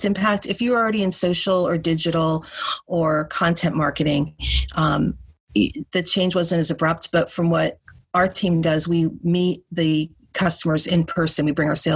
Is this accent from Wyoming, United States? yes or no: no; outside New York, United States; I grew up outside New York